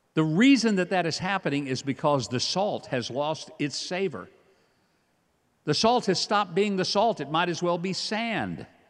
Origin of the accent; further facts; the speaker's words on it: Hope, Arkansas, United States; I grew up in Hope, Arkansas, home of the world's largest watermelon.